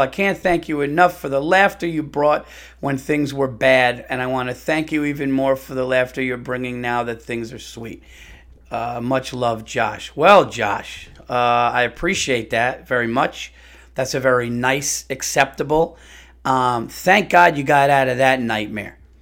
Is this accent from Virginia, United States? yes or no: no; New York, United States; I'm a New Yorker